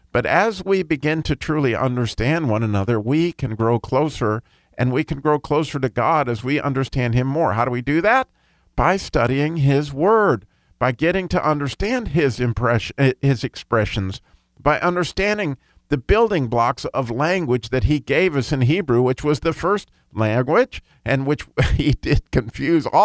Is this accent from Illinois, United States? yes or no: no; Pocatello, Idaho, United States; born there; also born or lived in Colorado / California / Chicago / Grand Blanc, Michigan; I was born in Pocatello, Idaho, lived in Colorado, three or four places in California, I lived in Chicago, lived in Grand Blanc, Michigan. I lived in Savannah, Georgia.